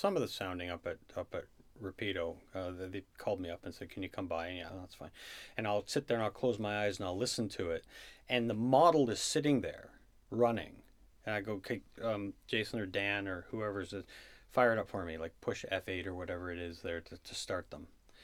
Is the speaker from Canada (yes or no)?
yes; Canada; I'm a Canadian citizen without a green card.